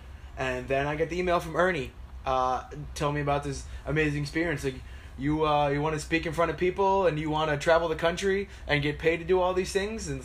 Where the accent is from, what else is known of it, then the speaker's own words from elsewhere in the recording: Clearwater, Florida, United States; I'm from Tampa, Clearwater